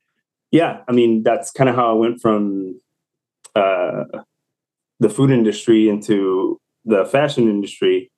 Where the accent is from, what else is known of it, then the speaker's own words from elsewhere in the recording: Chicago, Illinois, United States; moved away; I'm originally from Chicago.